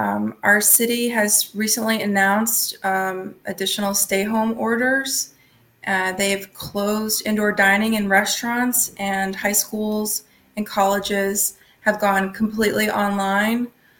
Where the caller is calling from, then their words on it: Philadelphia, Pennsylvania, United States; Yes, I am calling from Philadelphia.